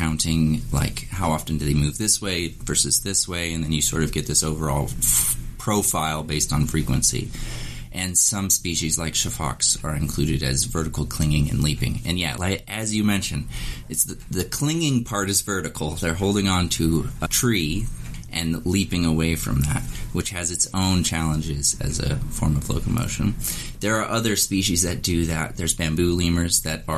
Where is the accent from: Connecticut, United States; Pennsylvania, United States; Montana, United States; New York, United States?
Montana, United States; moved away; also born or lived in Wyoming; I was born in Montana. I spent a lot of time in Wyoming, and it was just amazing to be able to return to sort of the areas that I grew up.